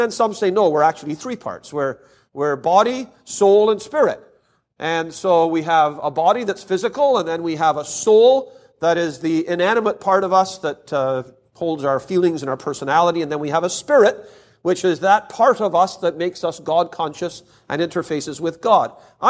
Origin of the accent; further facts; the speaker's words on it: Canada; Now, I'm from Canada, but I don't think we're that much different than the U.S. in this respect.